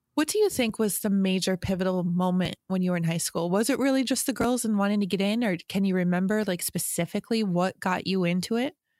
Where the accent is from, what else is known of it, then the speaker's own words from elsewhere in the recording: New York, United States; I'm a New Yorker.